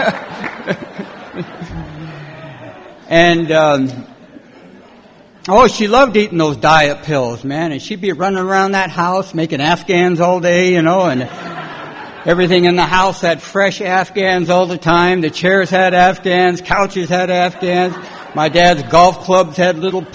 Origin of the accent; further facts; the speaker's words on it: California, United States; also born or lived in Detroit, Michigan; I was born in Detroit, and I come out to California when I was about 7 years old and brought up in a little foster home and then an orphanage